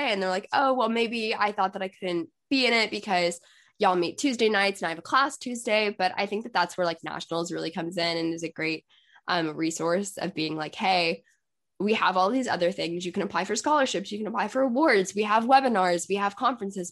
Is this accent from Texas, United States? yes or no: yes; Texas, United States; I'm from Texas